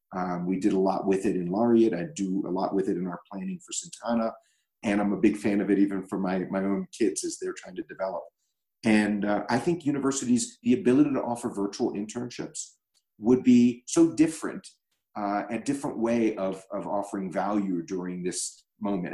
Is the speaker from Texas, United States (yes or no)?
no; Baltimore, Maryland, United States; a publicly traded company based in my hometown of Baltimore